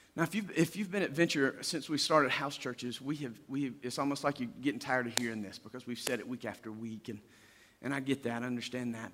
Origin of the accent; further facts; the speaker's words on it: Deep South, United States; we do this in the deep south